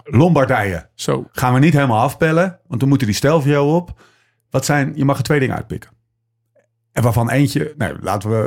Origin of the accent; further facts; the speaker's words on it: Netherlands; Wij kijken er als Nederlanders